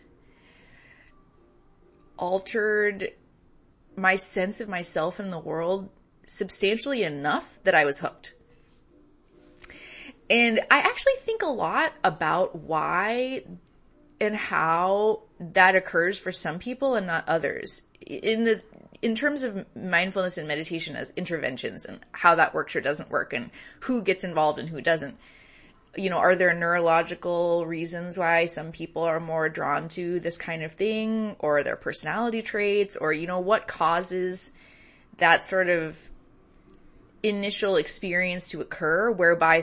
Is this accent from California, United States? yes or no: yes; San Francisco Bay Area, California, United States; born or raised there